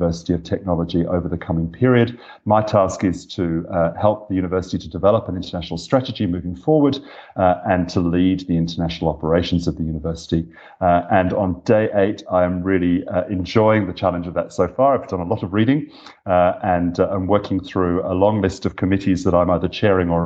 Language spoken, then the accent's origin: English; Australia; moved away as an adult; also born or lived in Dublin, Ireland; working as an Australian in Europe for the last 5 years